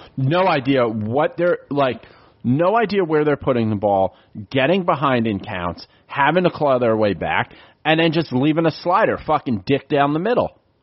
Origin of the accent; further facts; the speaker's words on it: New York City, New York, United States; now in Philadelphia, United States; I'm born and raised in the Bronx